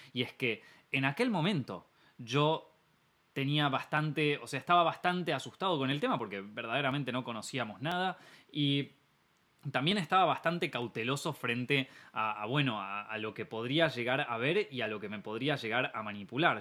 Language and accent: Spanish; Argentina; Argentina, el país donde yo nací, el país en donde estoy viviendo actualmente